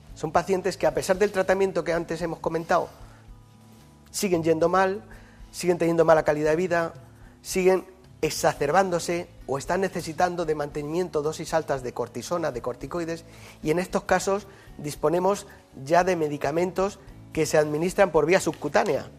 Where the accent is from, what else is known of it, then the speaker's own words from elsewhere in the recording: Yecla, Region of Murcia, Spain; now in Madrid, Spain; El hospital de mi pueblo se sigue llamando Hospital Virgen del Castillo y a mucha honra, ¿no? que es la patrona de Yecla.